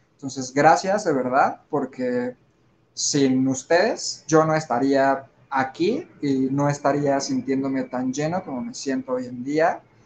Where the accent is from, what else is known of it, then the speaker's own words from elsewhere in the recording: Mexico; somos mexicanos y estamos llenos y rodeados de la cultura mexicana